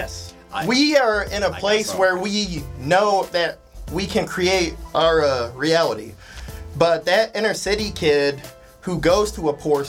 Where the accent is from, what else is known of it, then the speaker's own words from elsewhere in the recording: Missouri suburbs, United States; that's where I was born, but I grew up in the suburbs